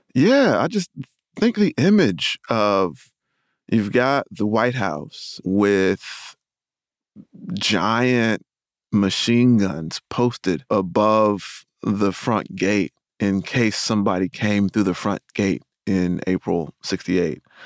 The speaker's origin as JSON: {"language": "English", "town": "Rocky Mount", "region": "North Carolina", "country": "United States", "said": "I'm from Rocky Mountain, North Carolina"}